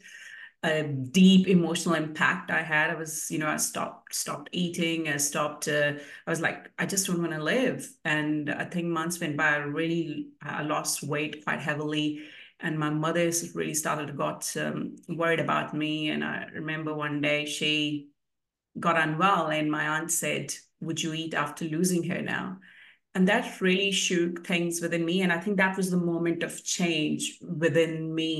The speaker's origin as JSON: {"language": "English", "country": "India", "tie": "born or raised there", "also_born_or_lived": "New Zealand", "moved": "as an adult", "lives_now": "Queensland, Australia", "said": "I moved to New Zealand in 2008 from India."}